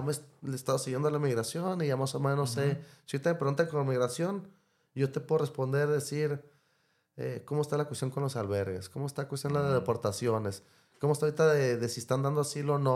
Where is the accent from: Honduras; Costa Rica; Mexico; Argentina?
Mexico; Mexicali, Baja California; crecí en Mexicali